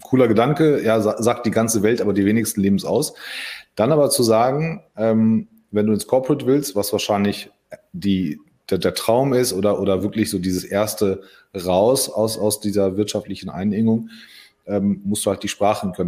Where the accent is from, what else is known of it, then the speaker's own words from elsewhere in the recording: Solingen, North Rhine-Westphalia, Germany; also born or lived in Hagen; ich bin ja in Hagen geboren und mit sechs sind wir, glaube ich, umgezogen nach, nach Solingen